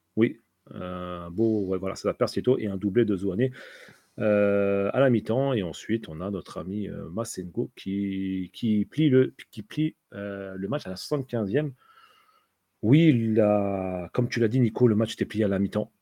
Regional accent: Tunisia; je suis tunisien

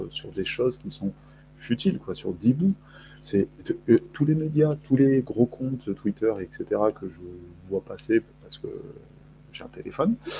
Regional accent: France; also born or lived in Argentina; je, suis français, j'ai une carte d'identité

